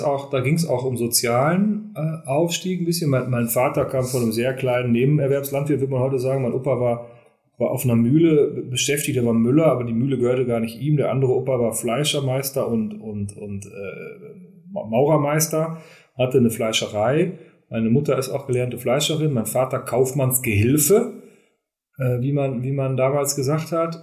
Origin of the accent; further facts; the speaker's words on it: Germany; Wir sind Deutsche